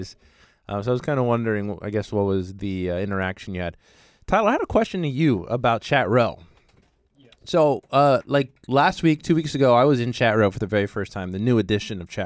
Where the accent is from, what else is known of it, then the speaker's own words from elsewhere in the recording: Puerto Rico; I'm from Puerto Rico